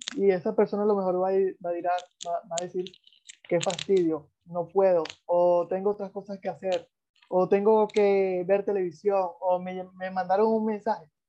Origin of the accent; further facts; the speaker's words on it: Venezuela; de donde yo vengo, yo soy venezolano